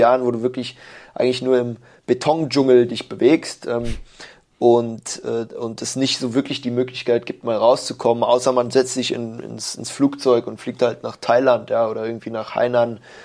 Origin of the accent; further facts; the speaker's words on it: Germany; moved away as an adult; now in Shanghai, China; als Deutscher